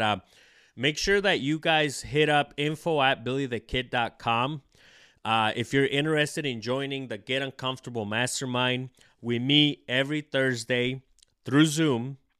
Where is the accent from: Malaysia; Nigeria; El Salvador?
El Salvador; moved away; I was born in El Salvador